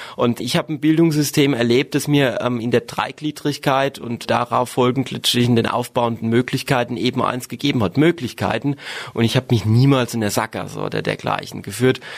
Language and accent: German; Dittelsheim-Hessloch, Rhineland-Palatinate, Germany; also born or lived in Worms; Ich bin im Stadtkrankenhaus in Worms glücklich zur Welt gekommen, aber aufgewachsen bin ich in Dittelsheim-Hessloch, in einer wunderbaren Ortsgemeinde, auch ein Stück weit im Herzen Rheinhessens